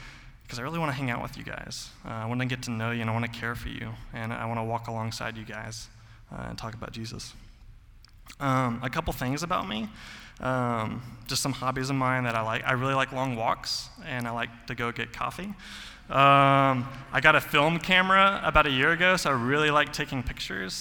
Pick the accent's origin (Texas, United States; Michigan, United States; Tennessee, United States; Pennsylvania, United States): Tennessee, United States; Mount Juliet; I grew up in Mount Juliet my whole life